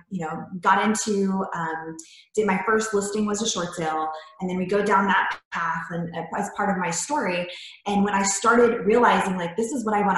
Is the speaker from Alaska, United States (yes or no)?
no; Florida, United States; moved away; I'm originally from Florida. So I came here